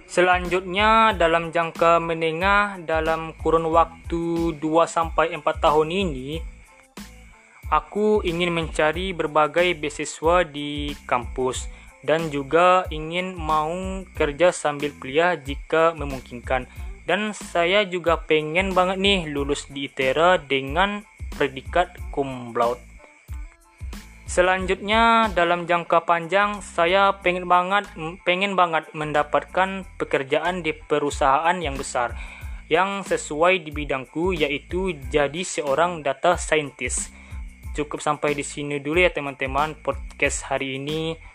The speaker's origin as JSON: {"language": "Indonesian", "region": "West Sumatra", "country": "Indonesia", "said": "Saya berasal dari Kecamatan Rau Utara, Kabupaten Pasaman, Provinsi Sumatera Barat."}